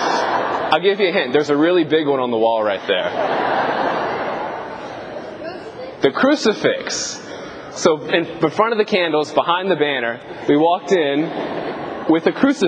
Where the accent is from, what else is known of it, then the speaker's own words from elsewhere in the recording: Thibodaux, Louisiana, United States; now in Houma, United States; I'm currently assigned to Annunciata in Houma, but I'm originally from Thibodaux